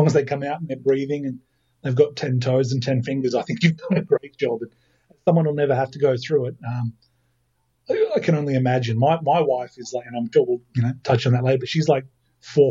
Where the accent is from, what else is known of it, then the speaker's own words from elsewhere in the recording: Lithgow, New South Wales, Australia; now in Sydney, Australia; I grew up in Lithgow, stayed there for 20 years